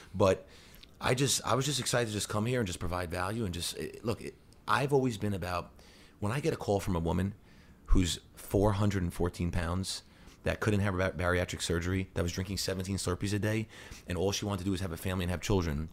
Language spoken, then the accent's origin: English; New Hyde Park, New York, United States; I grew up in New Hyde Park, in, on Long Island